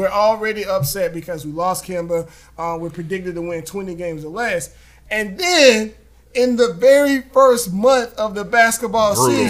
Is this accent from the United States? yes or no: yes; Charlotte, North Carolina, United States; I told him I was from Charlotte.